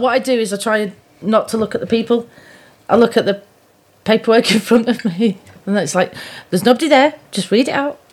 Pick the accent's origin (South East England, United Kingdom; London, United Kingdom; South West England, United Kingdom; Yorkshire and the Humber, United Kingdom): Yorkshire and the Humber, United Kingdom; Pudsey; now in Shrewsbury, United Kingdom; originally I come from Yorkshire